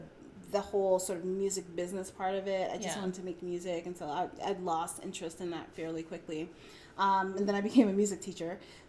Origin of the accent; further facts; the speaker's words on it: Brooklyn, New York, United States; I did live in New York for a while. I'm from New York. {S2} Yeah. {S3} From Brooklyn.